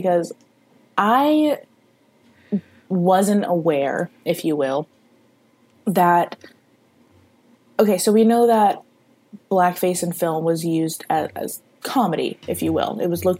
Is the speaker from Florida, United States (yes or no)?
yes; Florida, United States; I may be a Floridian